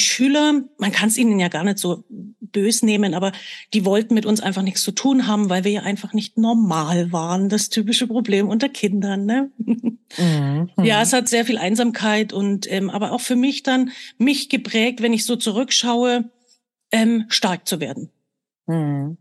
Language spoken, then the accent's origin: German; Germany; ich bin ja damals in der DDR geboren